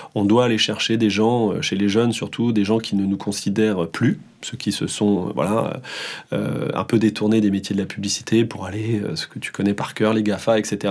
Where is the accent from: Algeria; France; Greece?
France; Hossegor, Nouvelle-Aquitaine; also born or lived in Paris suburbs; now in Paris region, France; je pense que j'irai vivre euh, dans le sud-ouest, chez moi, au Segor